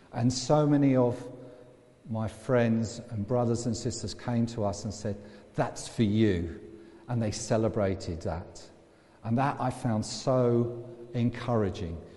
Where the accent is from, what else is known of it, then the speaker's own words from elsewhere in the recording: England, United Kingdom; I'm English as well, I'm British too, I'm European.